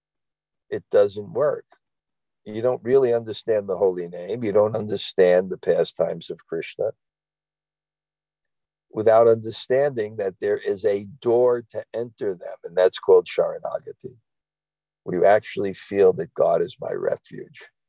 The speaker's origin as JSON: {"language": "English", "town": "New York City", "region": "New York", "country": "United States", "said": "I'm from Brooklyn"}